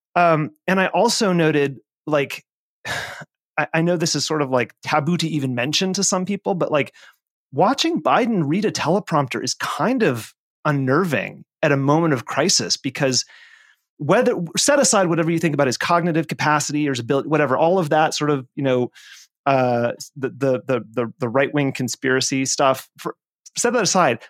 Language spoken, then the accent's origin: English; Nevada, United States; my home state of Nevada